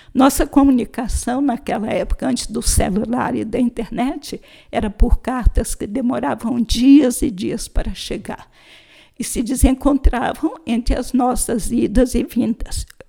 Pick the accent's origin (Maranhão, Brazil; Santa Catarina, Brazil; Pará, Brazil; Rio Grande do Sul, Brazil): Maranhão, Brazil; São Luís; a casa da minha família, e identificava o lugar onde morávamos, em São Luís do Maranhão